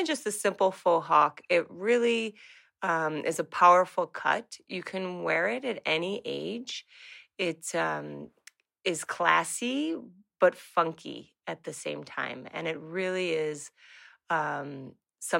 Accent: Rochester, New York, United States; now in Montreal, Canada; I live in Montreal, and I'm born in Rochester, New York

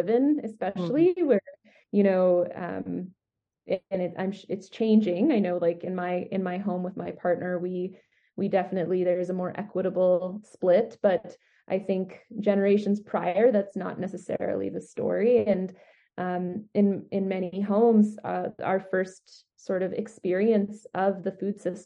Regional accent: Edmonton, Alberta, Canada; now in Calgary, Canada; I grew up in Edmonton

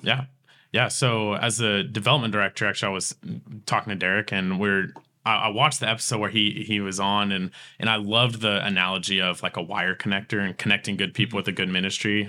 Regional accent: Tulsa, Oklahoma, United States; I grew up here in Tulsa and, and, and West Tulsa and Berry Hill

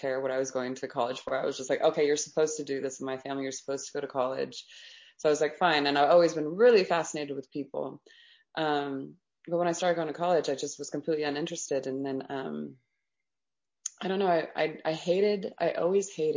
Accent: Las Vegas, Nevada, United States; growing up in Las Vegas, it was really, it was a little bit rough

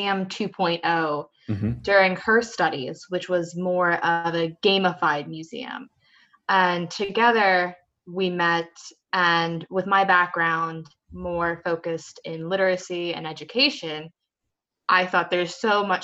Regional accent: rural Pennsylvania, United States; moved away as an adult; now in London, United Kingdom; I am originally from the States, rural Pennsylvania, and I've been in London now for about 3 years

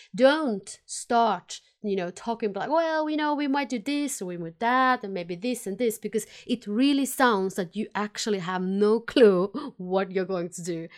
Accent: Finland; accent: combination of Finnish and Swedish; English is a second language; now in Sweden; I am based in Sweden. I am from Finland originally, so that's why my funny accent is a combination of Finnish and Swedish

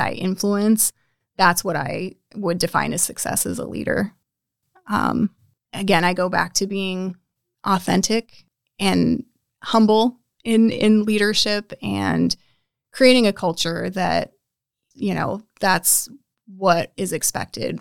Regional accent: North Platte, Nebraska, United States; I was m, raised in North Platte, smaller town, but not too small

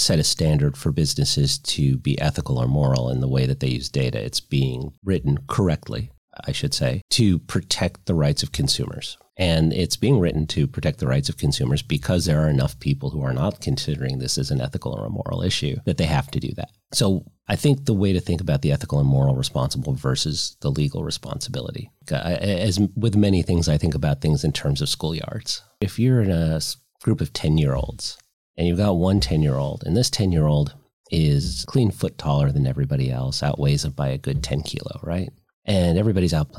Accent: Virginia, United States; So Virginia, my home state

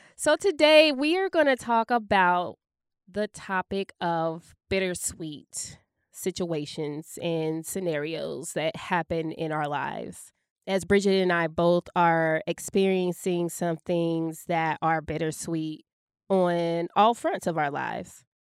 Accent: Dayton, Ohio, United States; moved away as an adult; also born or lived in St. Louis, Missouri; now in Dayton, United States; Dayton is my hometown, but it's not my home anymore

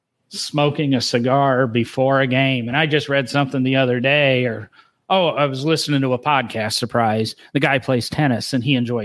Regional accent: Illinois, United States; I'm from Illinois

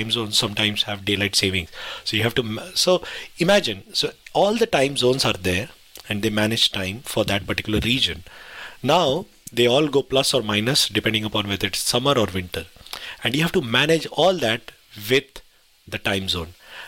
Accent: India; now in United Kingdom; I remember when I came from India, because in India you don't have a concept of daylight savings. So when I first came to the UK

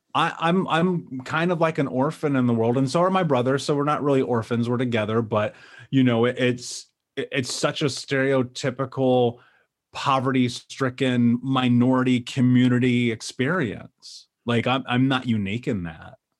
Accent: Indianapolis, Indiana, United States; I grew up in Indianapolis.

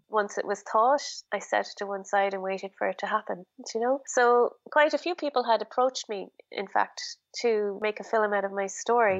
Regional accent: Ireland; Being very Irish

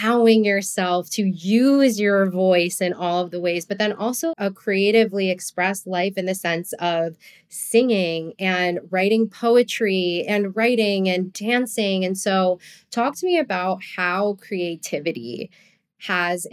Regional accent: New Jersey, United States; moved away as an adult; also born or lived in California; I grew up in Jersey

